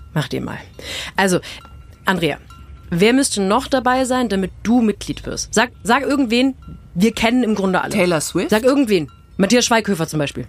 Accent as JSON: {"language": "German", "region": "Rhineland", "country": "Germany", "said": "ich bin auch Rheinländerin"}